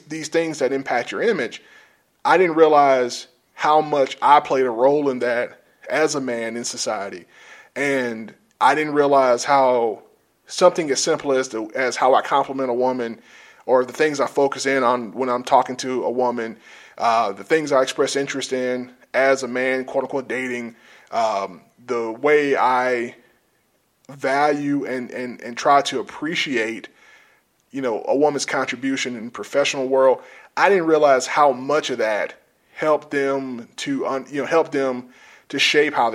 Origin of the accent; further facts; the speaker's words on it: South Georgia, United States; I grew up in South Georgia